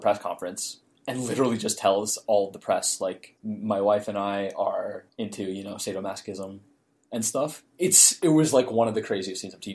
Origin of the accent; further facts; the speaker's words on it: Wayne, New Jersey, United States; also born or lived in Ridgewood, New Jersey; in ninth grade, I moved to Ridgewood from Wayne